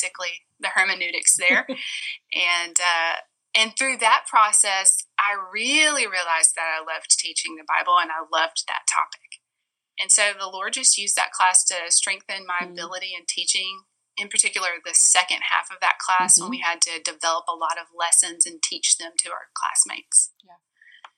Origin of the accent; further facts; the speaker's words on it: Florence, Alabama, United States; I went to a state school in my hometown, University of North Alabama.